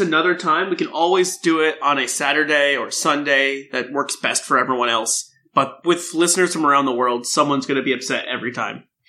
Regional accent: United States; I'm from the States

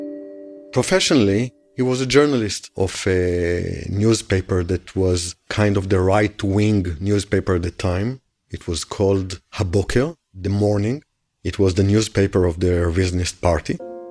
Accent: Israel; also born or lived in England; I was born in England, actually, and I came to Israel when I was 3 years old, and since then I'm living in Israel.

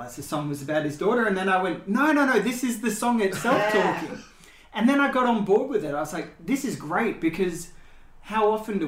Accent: Australia; growing up in Australia

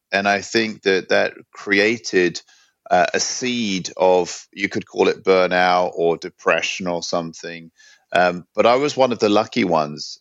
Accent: London, United Kingdom; also born or lived in New York / Hong Kong / San Francisco / Byron Bay; now in Sweden; I grew up in London. I've been living in Sweden now for over ten years, and I came here from New York

